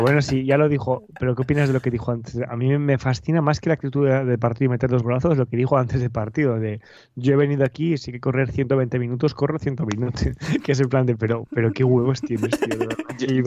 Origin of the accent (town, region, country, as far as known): Valladolid, Castile and León, Spain